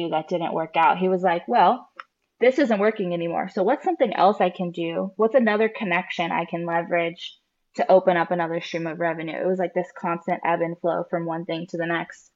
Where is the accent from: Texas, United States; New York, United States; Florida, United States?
Florida, United States; Jacksonville; I grew up here in Jacksonville